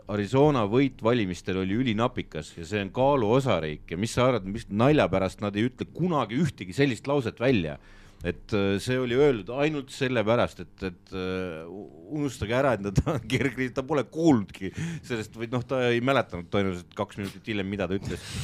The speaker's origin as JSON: {"language": "Estonian", "country": "Estonia", "said": "me, me ikkagi oleme eestlased, me peame eestlastel nagu"}